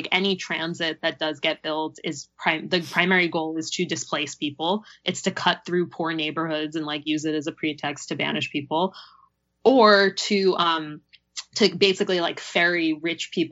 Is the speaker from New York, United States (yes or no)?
yes; New York, United States; moved away as an adult; now in Los Angeles, United States; When I moved here, I'm from New York originally, and I didn't drive.